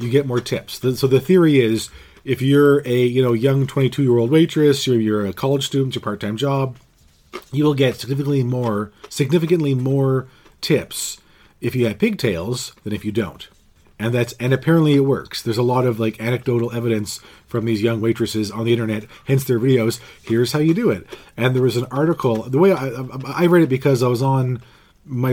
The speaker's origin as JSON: {"language": "English", "country": "Canada", "said": "we're from Canada and not Scotland."}